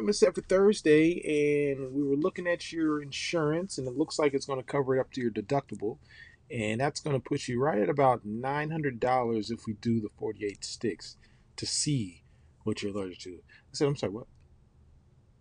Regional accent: Ohio, United States; now in Atlanta, United States; I grew up in Ohio, but I've been coming to Atlanta since I was about five

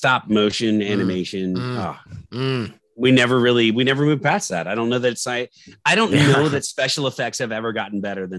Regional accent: Maryland, United States; growing up in Maryland and living in haunted woods. Yeah. I'm telling you right now, I lived in haunted woods

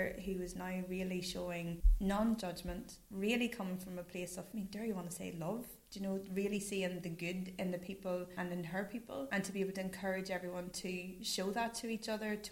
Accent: Newry, Northern Ireland, United Kingdom; I'm born and bred in Newry. I'm from Killeavy.

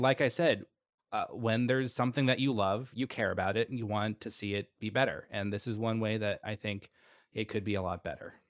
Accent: Austin, Texas, United States; Austin, my hometown

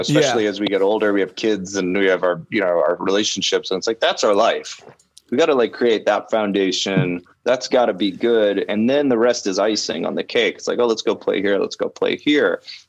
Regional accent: Canada; now in Los Angeles, United States; I'm Canadian, so I couldn't work in Los Angeles.

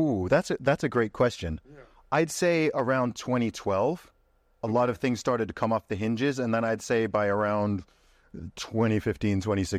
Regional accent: Saudi Arabia; And then the environment I grew up in Saudi Arabia, it was all married couples.

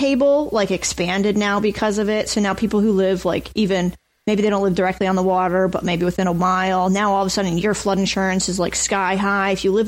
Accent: New Jersey, United States; Awesome. I mean, you know, we have the beach.

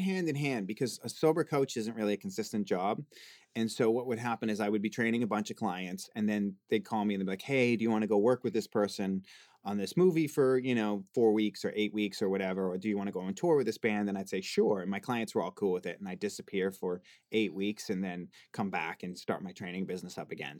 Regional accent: Boston, Massachusetts, United States; now in Los Angeles, United States; I'm from the East Coast

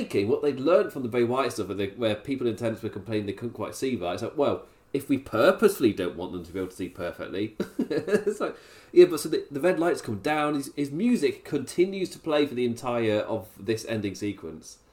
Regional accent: England, United Kingdom; I'm English

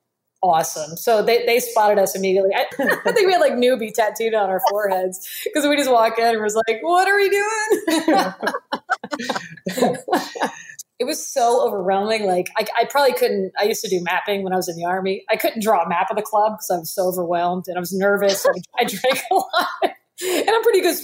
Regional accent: Miami, Florida, United States; moved away; I'm originally from Miami

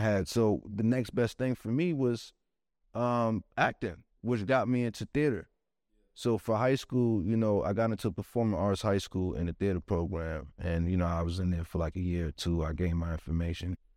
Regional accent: New York City, New York, United States; growing up in Brooklyn

